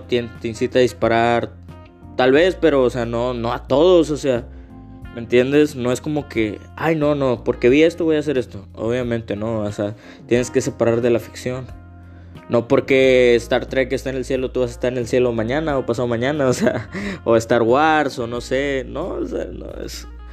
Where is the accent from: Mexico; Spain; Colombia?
Mexico; yo como mexicano